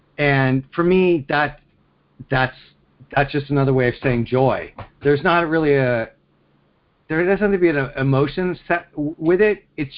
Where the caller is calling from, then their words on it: Pennsylvania, United States; I'm calling from Pennsylvania.